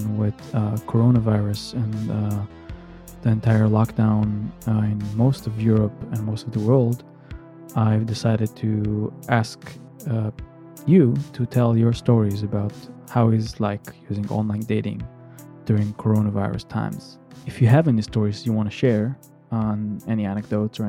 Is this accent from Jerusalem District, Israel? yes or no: no; Tel Aviv, Tel Aviv District, Israel; moved away; coming from Israel and growing up in Tel Aviv